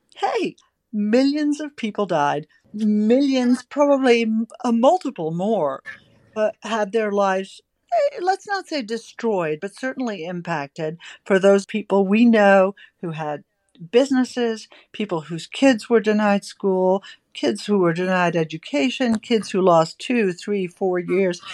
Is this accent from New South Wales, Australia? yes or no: no; Victoria, Australia; my home state that I've talked about repeatedly in Australia, Victoria